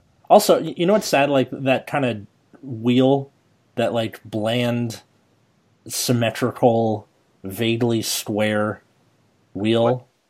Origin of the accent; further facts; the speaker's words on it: United States; And I am fucking American.